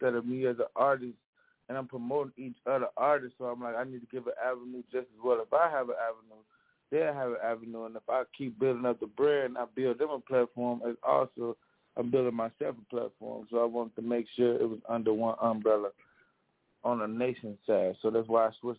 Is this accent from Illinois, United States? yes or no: yes; Chicago, Illinois, United States; I'm from Chicago, West Side, K-Town, to be exact.